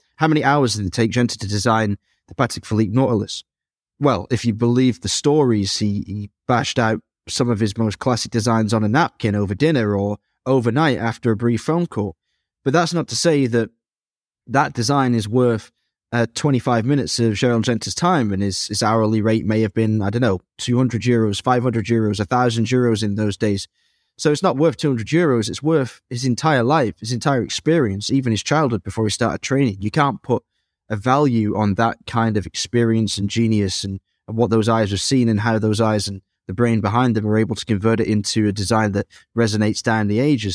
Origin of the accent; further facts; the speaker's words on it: Dresden, Saxony, Germany; my hometown of Dresden